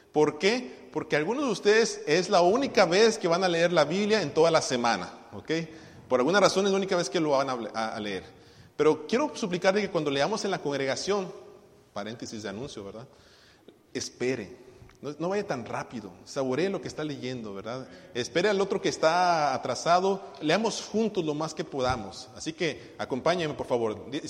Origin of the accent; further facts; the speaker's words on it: Tuxtla Gutiérrez, Chiapas, Mexico; also born or lived in Cintalapa / Guadalajara; now in Los Angeles, United States; Nací en Tuxtla, nos fuimos a vivir a, a, Cintalapa, regresé a Tuxtla, luego nos fuimos a Guadalajara y de Guadalajara me vine aquí a Los Ángeles.